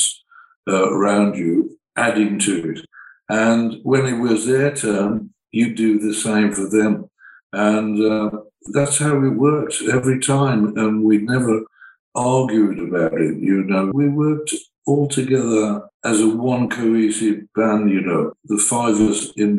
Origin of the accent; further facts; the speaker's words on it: Birmingham, West Midlands, United Kingdom; I came from Birmingham heavy engineering energy.